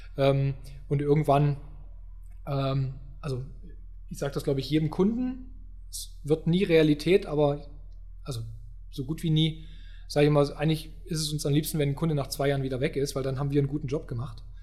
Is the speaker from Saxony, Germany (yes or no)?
yes; Upper Lusatia, Saxony, Germany; moved away as an adult; also born or lived in Baden-Württemberg; ich komme ja äh, aus den äh, aus der guten Oberlausitz, mhm. Äh, so Dreiländereck, so das ist so meine Heimat